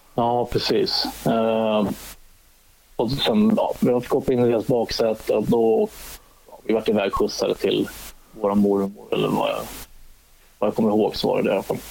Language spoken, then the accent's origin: Swedish; Salem, Stockholm County, Sweden; moved away; also born or lived in Katrineholm; jag är uppvuxen i Salem söder om Stockholm